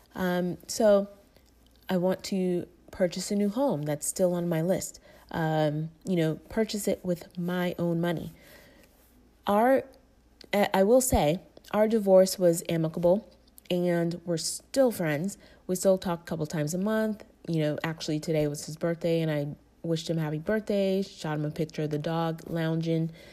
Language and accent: English; Tampa, Florida, United States; moved away as an adult; also born or lived in Tallahassee, Florida / Atlanta; I grew up in Tampa, Florida, most of my life.